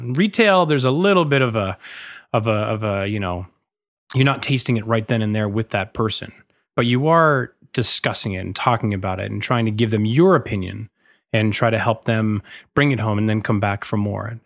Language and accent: English; Massachusetts, United States; also born or lived in San Francisco; now in New York, United States; I grew up in Massachusetts